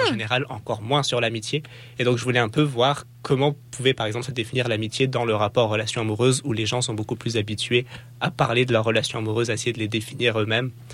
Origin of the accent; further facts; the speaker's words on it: France; moved away as an adult; now in Quebec, Canada; dans ma vie en tant que Français qui venait au Québec